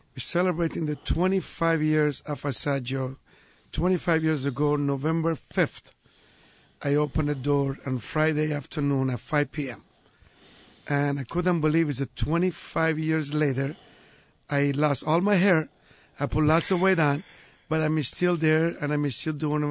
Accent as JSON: {"language": "English", "region": "Marche", "country": "Italy", "tie": "born or raised there", "moved": "yes"}